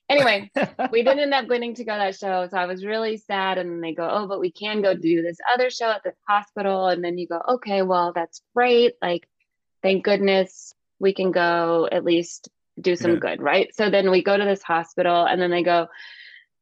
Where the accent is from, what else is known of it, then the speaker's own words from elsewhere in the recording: Calhoun, Georgia, United States; also born or lived in Northern California; from Calhoun, where sure, I grew up.